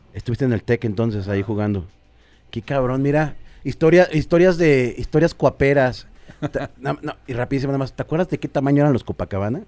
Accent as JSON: {"language": "Spanish", "area": "Cuautitlán", "region": "State of Mexico", "country": "Mexico", "said": "yo soy de Cuapa"}